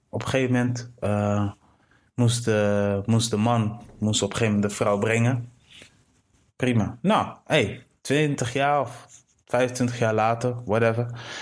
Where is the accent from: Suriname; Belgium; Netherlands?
Netherlands; Delfzijl, Groningen; ik ben geboren in Delfzijl